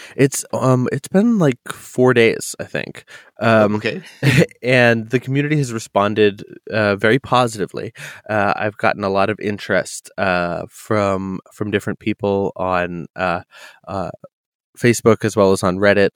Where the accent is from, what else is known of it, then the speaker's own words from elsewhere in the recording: New England, United States; now in Pacific Northwest, United States; I I come from New England